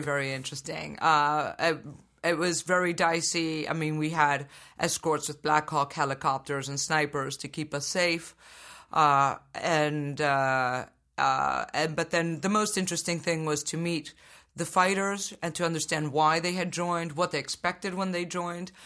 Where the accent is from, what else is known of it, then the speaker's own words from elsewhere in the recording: Venezuela; I was born in Venezuela